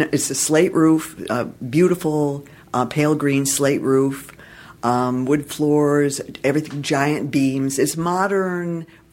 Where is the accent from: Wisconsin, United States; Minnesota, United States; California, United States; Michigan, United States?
Michigan, United States; Detroit; now in Los Angeles, United States; I'm from Detroit originally